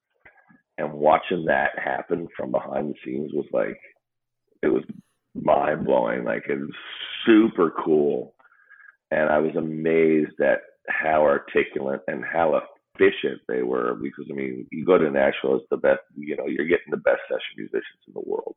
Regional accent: Newfoundland and Labrador, Canada; I grew up in Newfoundland.

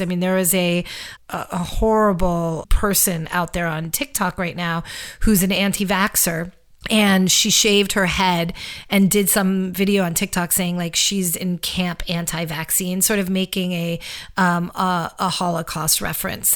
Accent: New York City, New York, United States; moved away as an adult; now in Los Angeles, United States; I'm a New Yorker through and through. I left New York in the middle of COVID

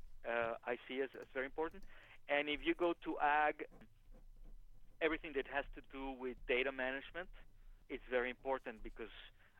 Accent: Mexico; moved away; I am from Mexico

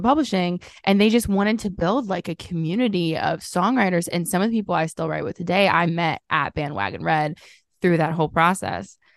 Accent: Southern Illinois, United States; I grew up in Southern Illinois

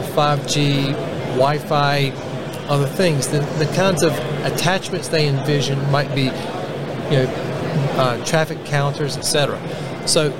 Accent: Raleigh, North Carolina, United States; accent: Southerner; Raleigh, North Carolina, my hometown

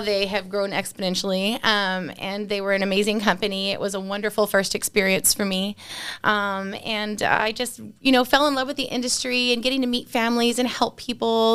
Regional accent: San Antonio, Texas, United States; I grew up in San Antonio

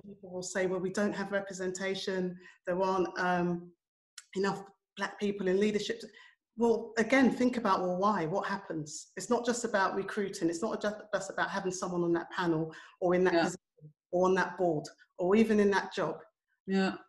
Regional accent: United Kingdom; I'm a child of Jamaican immigrants. I was born in the United Kingdom. I grew up in the 1970s

